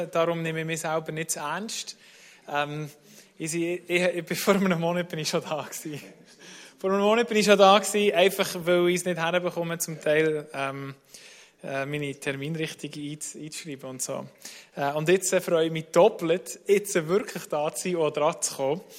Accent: Bern, Switzerland; sind wir mit zwei Familien, sind wir, äh, in Bernbiet aufgewachsen, sind wir in Taren schwimmen.

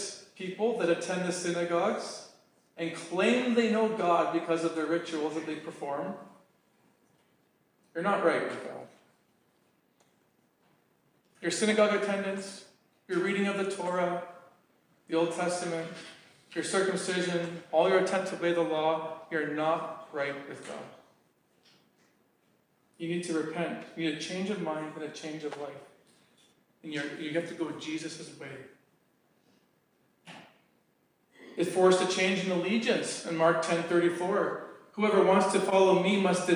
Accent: Canada

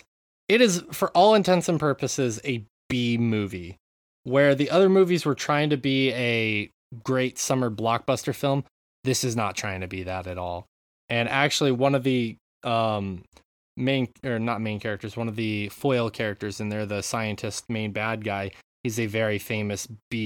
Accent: United States; I'm an American. We don't find those people that often in the U.S.

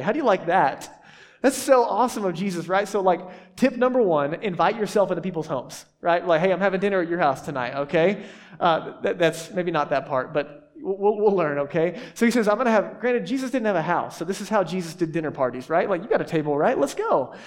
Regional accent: the South, United States; I grew up in the South

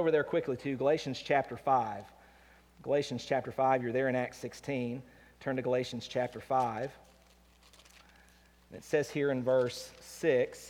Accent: United States; I live in America. I'm an American

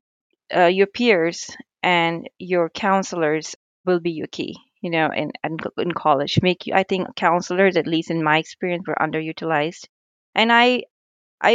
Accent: India; moved away as an adult; now in United States; I was raised in India. I moved to United States at the age of 18

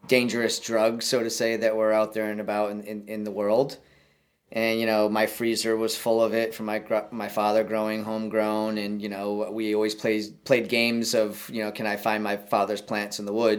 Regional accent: Wareham, Massachusetts, United States; We're located right at the gateway to Cape Cod in Warhem, Mass, which happens to be my hometown

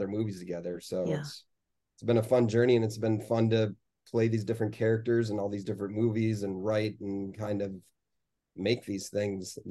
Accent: Minnesota, United States; a story that I grew up with in Minnesota

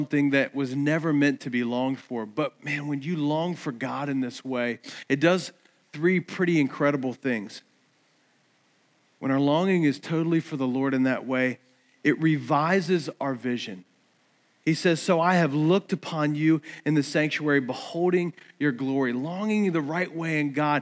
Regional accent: Eastern Shore, United States; growing up on the Eastern Shore

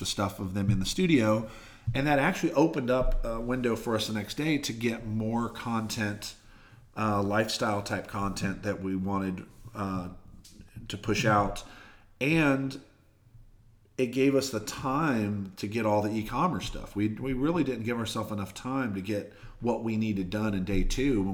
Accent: near Gainesville, Florida, United States; moved away as an adult; also born or lived in Mississippi; now in Nashville, United States; I grew up near Gainesville, so I always wanted to get back to Florida

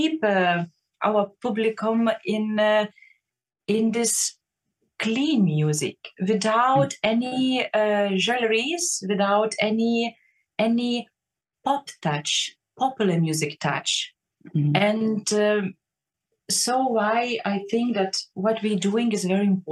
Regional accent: Lithuania; English is a second language; moved away as an adult; now in Berlin, Germany; I love my Lithuania a lot, and I'm missing my home country and my hometown

